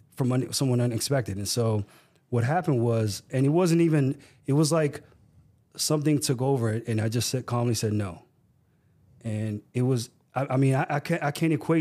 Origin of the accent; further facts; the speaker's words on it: Burtonsville, Maryland, United States; I grew up in Burtonsville